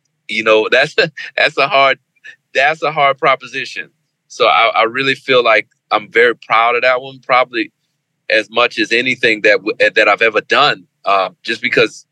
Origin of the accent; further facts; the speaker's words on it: New Orleans, Louisiana, United States; the festival in my hometown, the New Orleans Jazz and Heritage Festival